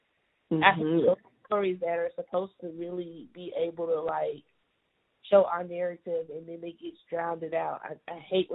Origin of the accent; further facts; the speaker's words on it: southern Mississippi, United States; moved away as an adult; now in Dallas, United States; I'm from Mississippi. I'm from Mississippi. That's in the southern region of Mississippi. I've been here. I moved to Dallas, like, almost 4 years ago.